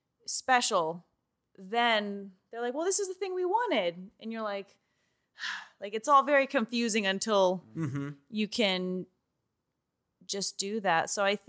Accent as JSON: {"language": "English", "region": "Georgia", "country": "United States", "moved": "as an adult", "lives_now": "Los Angeles, United States", "said": "I'm from Georgia, and I moved here when I was 18."}